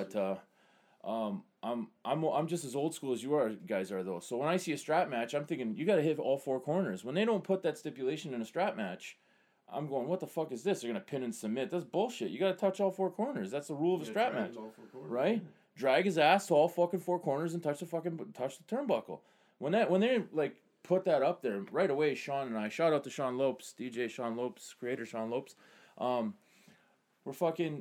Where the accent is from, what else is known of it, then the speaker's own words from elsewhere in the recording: Canada; us being Canadian